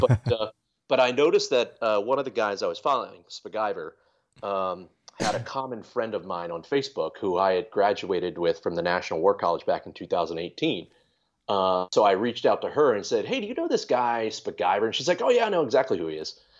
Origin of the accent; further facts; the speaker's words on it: Maryland, United States; moved away as an adult; also born or lived in New England; I grew up in Maryland